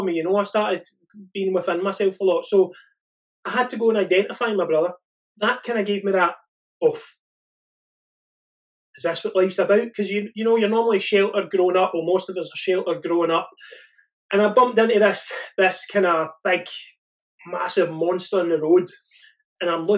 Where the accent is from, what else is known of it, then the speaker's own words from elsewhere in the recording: Argyll, Scotland, United Kingdom; I come from Argyll